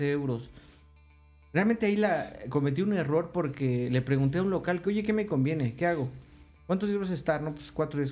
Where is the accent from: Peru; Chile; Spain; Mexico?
Mexico; soy de México